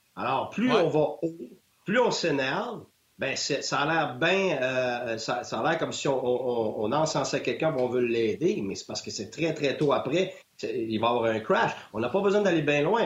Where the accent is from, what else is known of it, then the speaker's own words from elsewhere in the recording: Quebec, Canada; moved away as an adult; je suis un Québécois